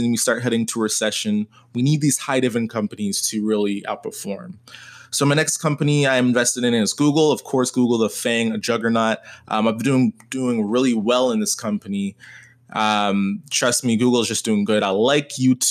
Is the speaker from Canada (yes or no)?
yes; Canada; I am Canadian